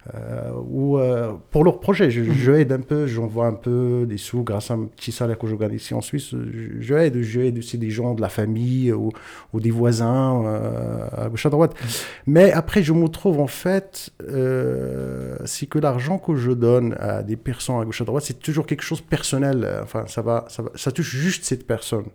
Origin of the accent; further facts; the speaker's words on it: Ait Milk, Chtouka Ait Baha province, Souss-Massa, Morocco; moved away as an adult; now in Lausanne, Switzerland; ma naissance, c'est au Maroc, dans une région berbère ou amazir, comme on dit, très exactement, province Chtukaitba, commune Aitmirk et mon village qui s'appelle Igora